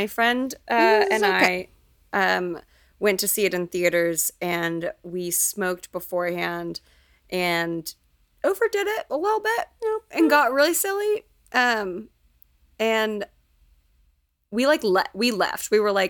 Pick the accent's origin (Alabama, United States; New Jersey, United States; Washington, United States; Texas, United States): Texas, United States; as a Texan